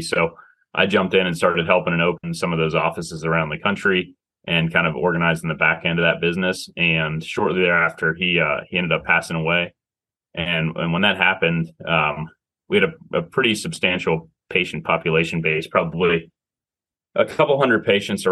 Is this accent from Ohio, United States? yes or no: no; Pittsburgh, Pennsylvania, United States; moved away as an adult; also born or lived in South Carolina / Washington, D.C.; I was from Pittsburgh.